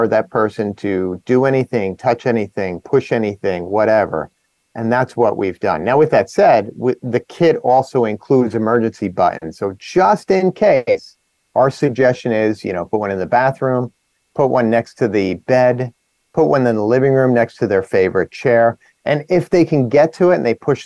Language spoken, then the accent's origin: English; New Jersey, United States; I'm from New Jersey